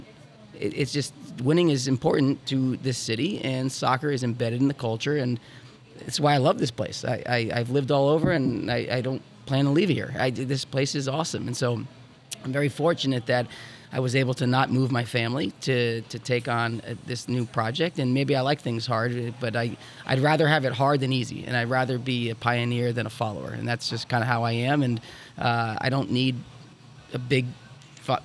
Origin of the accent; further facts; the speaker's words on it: New Jersey, United States; moved away; I grew up in New Jersey